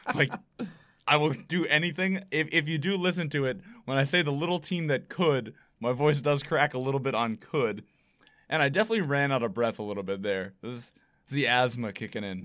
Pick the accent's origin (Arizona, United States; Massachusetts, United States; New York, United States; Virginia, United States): Massachusetts, United States; Brewster; growing up in Brewster